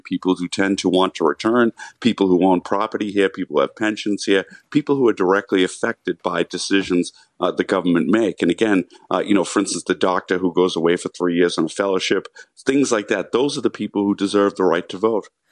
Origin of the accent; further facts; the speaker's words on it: United States; moved away as an adult; now in Ireland; I'm an American who's lived in Ireland for more than twenty years. I still love my country. I still identify as American